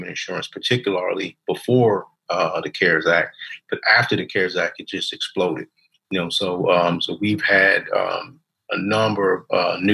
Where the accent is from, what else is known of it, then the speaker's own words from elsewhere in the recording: Baltimore, Maryland, United States; I grew up in Baltimore, Maryland